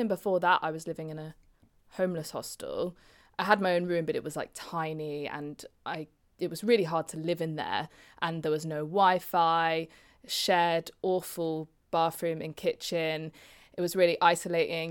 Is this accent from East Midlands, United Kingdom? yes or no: yes; Leicester, East Midlands, United Kingdom; I was brought up in Leicester